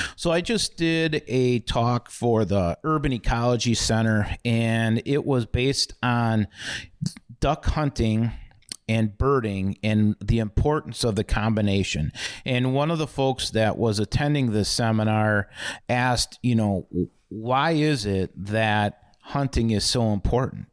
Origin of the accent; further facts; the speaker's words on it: Milwaukee, Wisconsin, United States; I grew up in Milwaukee and Bayview, and growing up in the city